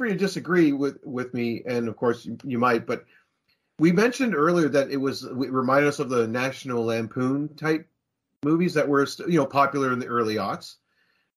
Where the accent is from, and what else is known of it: Canada